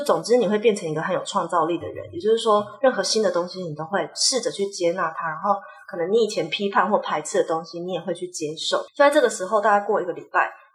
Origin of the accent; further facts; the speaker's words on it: Taipei, Taiwan; moved away; also born or lived in Mexico / Spain; 我们就是台北人，然后台北人就是你知道，也不太会跟亲戚有什么连结